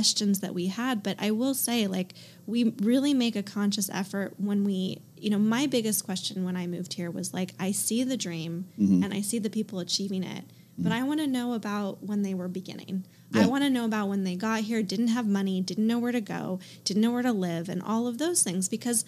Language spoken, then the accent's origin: English; Bay Area, California, United States; now in Los Angeles, United States; I grew up in the Bay Area